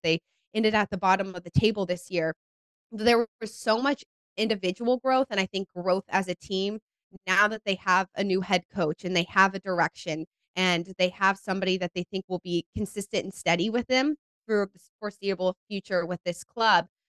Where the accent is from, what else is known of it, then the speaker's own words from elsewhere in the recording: Cary, North Carolina, United States; also born or lived in San Diego, California; now in Charlotte, United States; I'm originally from Cary, North Carolina